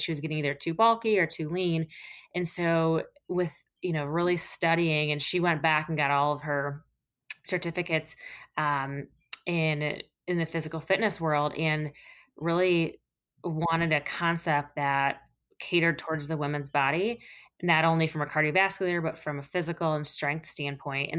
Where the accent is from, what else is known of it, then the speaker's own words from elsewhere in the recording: Toledo, Ohio, United States; now in Cincinnati, United States; I was born and raised in Toledo, Ohio. So I'm not native to the Cincinnati area